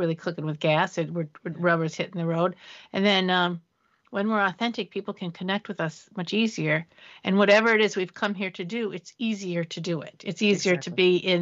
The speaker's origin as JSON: {"language": "English", "town": "Detroit", "region": "Michigan", "country": "United States", "tie": "born or raised there", "said": "I'm a kid from Detroit"}